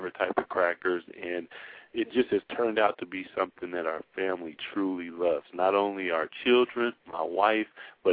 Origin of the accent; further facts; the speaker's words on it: the Northwest, Pacific Northwest, United States; we're from the Northwest and salmon is big